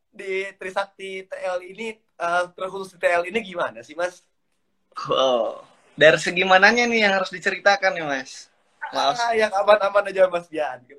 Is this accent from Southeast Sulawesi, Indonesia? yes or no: yes; Southeast Sulawesi, Indonesia; born there; also born or lived in North Maluku; gue berasal dari lahirnya di Sulawesi Tenggara untuk uh, domisilinya dan KTP-nya dari Maluku Utara jadi saya asalnya dari dua daerah